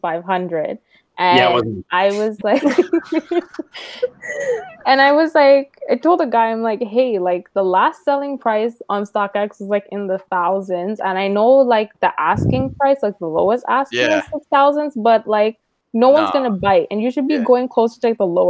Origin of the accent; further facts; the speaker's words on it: Sri Lanka; also born or lived in Quebec; I'm from Sri Lanka and I'm Tamil